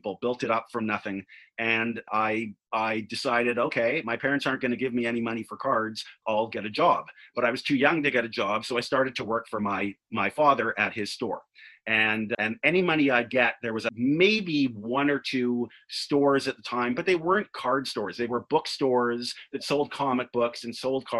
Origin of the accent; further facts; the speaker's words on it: Vancouver, British Columbia, Canada; born and raised in Vancouver